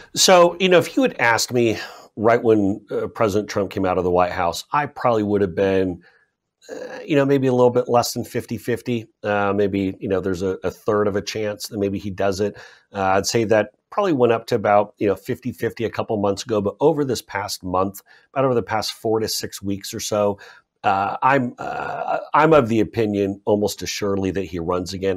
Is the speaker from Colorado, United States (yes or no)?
no; Seattle, Washington, United States; I grew up in Seattle, Washington, which is in the northwest corner of the United States.